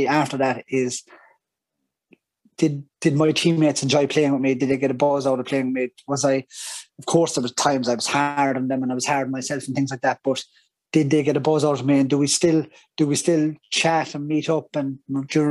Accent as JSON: {"language": "English", "town": "Killarney", "region": "Munster", "country": "Ireland", "tie": "born or raised there", "said": "growing up in Killarney"}